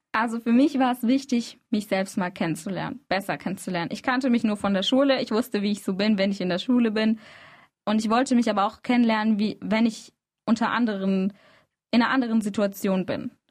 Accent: Freiburg, Baden-Württemberg, Germany; born or raised there; also born or lived in Izmir

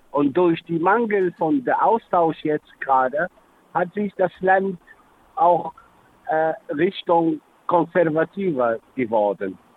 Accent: Tunisia; German is a second language; Aber in unserer Geschichte im äh, Mittelmeerraum, früher als Tunesier, wir haben, ich meine, früher in der 60er, 70er, 80er, bevor die EU entstanden ist, wir haben immer die Möglichkeit gehabt, frei zu reisen. Das gab immer wieder eine Hin- und Zurück in der Heimat damals.

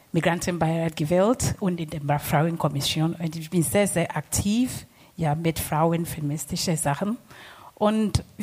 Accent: Ghana; German is a second language; now in Freiburg, Germany; ja, ursprünglich aus Ghana.

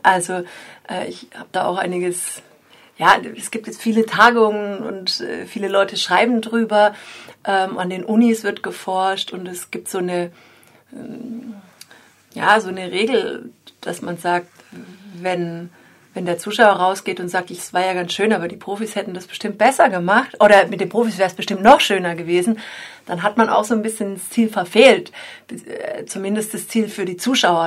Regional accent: the area around Freiburg, Baden-Württemberg, Germany; now in Dresden, Germany; weil ich bin sogar hier in der Gegend geboren und war schon lange nicht mehr hier unten.

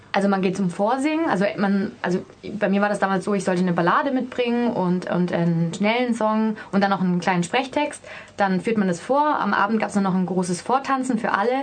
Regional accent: Swabia, Germany; Ich komme aus Schwaben

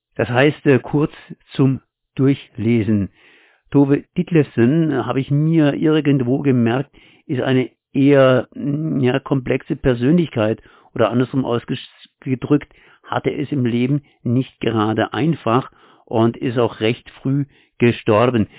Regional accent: Germany; als Deutscher

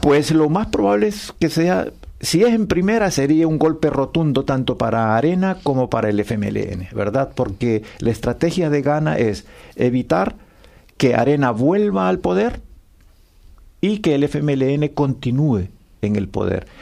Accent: El Salvador; born or raised there; moved away

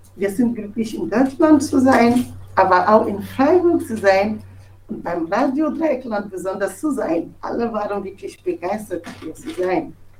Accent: Togo; German is a second language; moved away as an adult; now in Germany; Ich komme aus Togo und bin Journalistin.

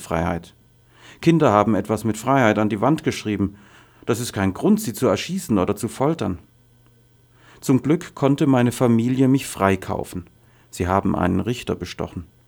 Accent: Daraa Governorate, Syria; German is a second language; moved away as an adult; also born or lived in Damascus; now in Germany; Ich komme aus Daraa im Südwesten von Syrien, von da, wo die ersten Demonstrationen stattgefunden haben, und aus einem Dorf

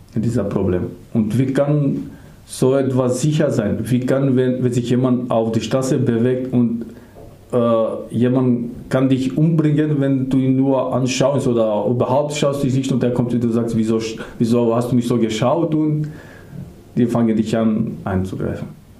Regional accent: Skopje, North Macedonia; German is a second language; moved away as an adult; now in Germany; Ich komme aus Mazedonien, mhm. aus der Hauptstadt

